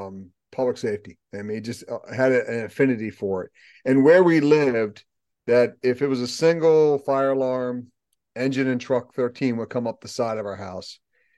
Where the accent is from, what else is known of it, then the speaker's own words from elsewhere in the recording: Baltimore, Maryland, United States; So, as a kid, I grew up in the Baltimore area, and you would think, being Sicilian Irish